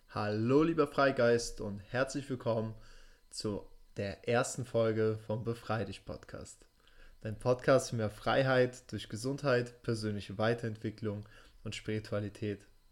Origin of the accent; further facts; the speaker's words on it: Hamburg, Germany; also born or lived in Russia; Ich selbst bin in Russland geboren und in Hamburg aufgewachsen